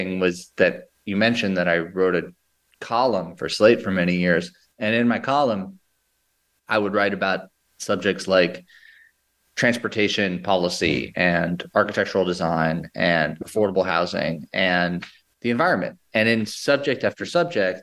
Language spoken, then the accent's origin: English; New York City, New York, United States; I grew up in New York City in Lower Manhattan